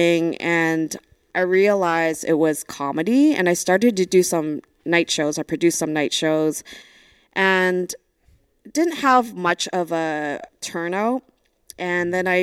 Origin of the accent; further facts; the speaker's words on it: Brooklyn, New York, United States; also born or lived in Vancouver; I'm originally from Brooklyn